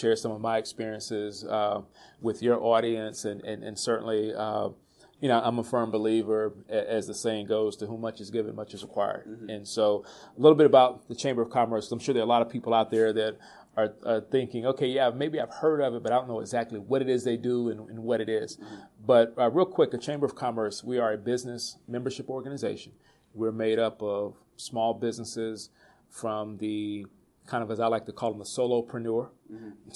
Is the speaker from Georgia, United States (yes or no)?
yes; College Park, Georgia, United States; moved away; I grew up in College Park, Georgia